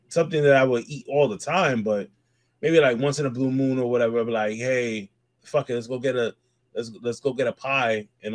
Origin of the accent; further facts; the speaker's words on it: New York City, New York, United States; now in Brooklyn, United States; I grew up in the Bronx my whole life, right? All the way until I met my wife. She stayed in the Bronx living with me for like a good while until we found a place in Brooklyn.